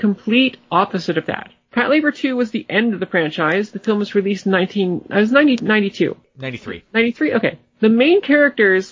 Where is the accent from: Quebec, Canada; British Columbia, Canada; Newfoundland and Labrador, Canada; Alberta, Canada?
Newfoundland and Labrador, Canada; now in Toronto, Canada; I grew up in Labrador.